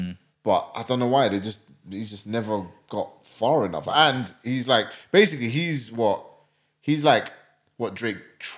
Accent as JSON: {"language": "English", "region": "London", "country": "United Kingdom", "tie": "born or raised there", "said": "I'm from London, like Northwest London."}